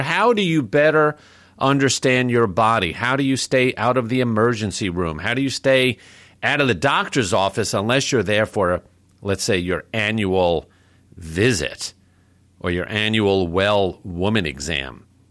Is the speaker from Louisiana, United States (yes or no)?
no; New York City, New York, United States; growing up in New York City